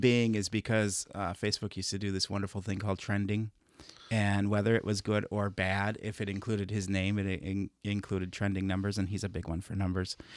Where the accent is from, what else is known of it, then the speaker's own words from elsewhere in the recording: Chicago, Illinois, United States; moved away; growing up in Chicago